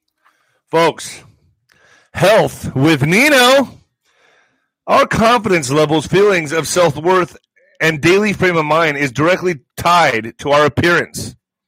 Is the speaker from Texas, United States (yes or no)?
yes; El Paso, Texas, United States; El Paso's getting 10,000 refugees to Fort Bliss, my hometown.